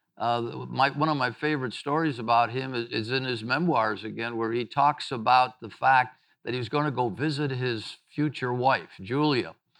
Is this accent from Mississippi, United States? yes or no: yes; Mississippi, United States; my home state of Mississippi